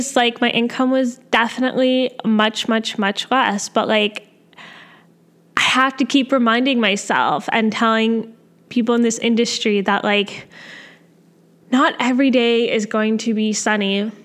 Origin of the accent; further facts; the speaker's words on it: Canada; I'm a Canadian med student